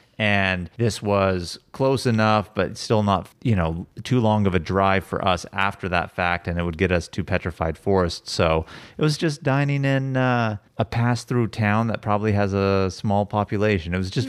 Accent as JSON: {"language": "English", "region": "California", "country": "United States", "tie": "born or raised there", "said": "Just, you know, growing up in California, not that we haven't eaten out in other places, but it was just different out there."}